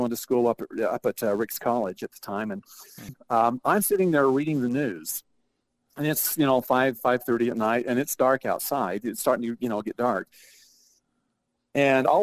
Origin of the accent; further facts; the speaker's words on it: Bear Lake, Idaho, United States; growing up in Bear Lake